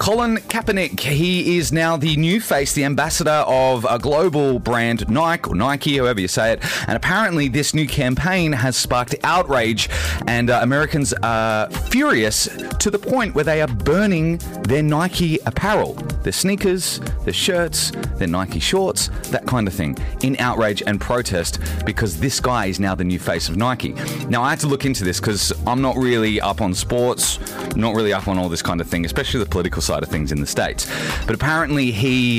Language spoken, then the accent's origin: English; Australia; As an Australian